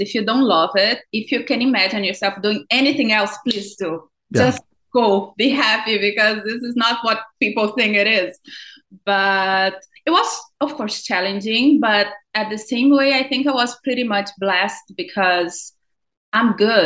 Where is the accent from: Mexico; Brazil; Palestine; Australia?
Brazil; born or raised there; accent: thick accent; English is a second language; moved away as an adult; now in Los Angeles, United States